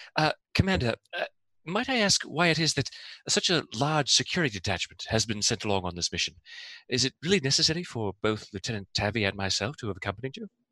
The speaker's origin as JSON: {"language": "English", "region": "Eastern Canada", "country": "Canada", "said": "I am also from Eastern Canada, but just a little bit west of Aaron"}